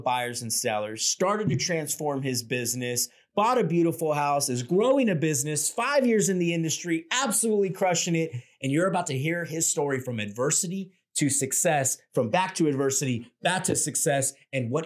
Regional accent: Huntington Park, California, United States; also born or lived in Downey, California; Huntington Park is actually where I'm from. I'm actually from Downey. So I was born at Downey Hospital. And then lived in Huntington Park

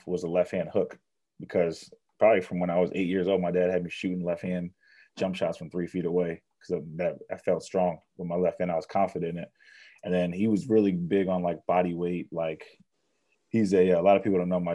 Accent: United States; moved away as an adult; also born or lived in northern England; as an American overseas

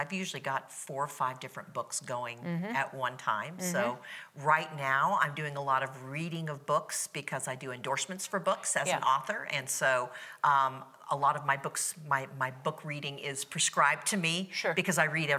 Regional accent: Hawaii, United States; now in Florida, United States; Well, I grew up in Hawaii

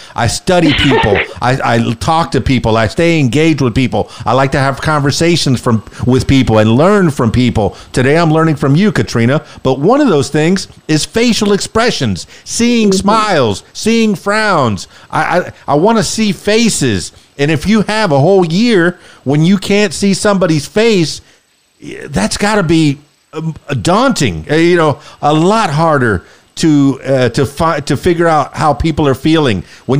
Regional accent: Miami, Florida, United States; now in Central Arkansas, United States; I was born and raised in Miami, South Florida, the Florida Keys.

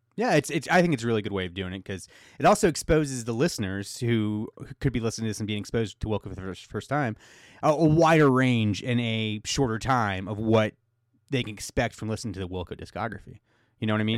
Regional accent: United States; I'm American

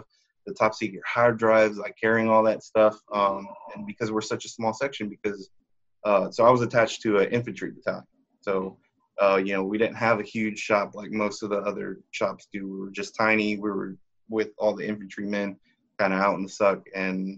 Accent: Austin, Texas, United States; I was born and raised in Austin

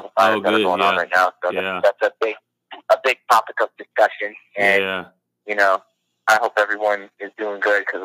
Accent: Florida, United States; I was born and raised in Florida

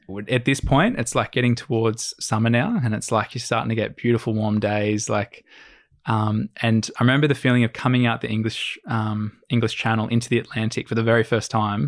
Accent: Australia; we're Aussie

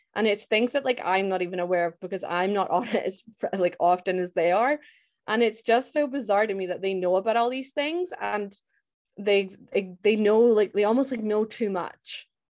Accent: Scotland, United Kingdom; I'm from Scotland, born and raised

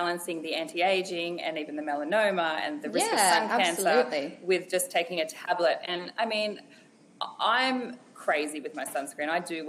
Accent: Australia; growing up in Australia

